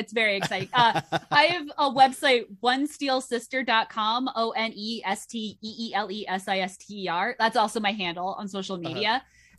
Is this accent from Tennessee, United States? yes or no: no; Southern Connecticut, United States; I am from Southern Connecticut, where the Post Road is the main drag through town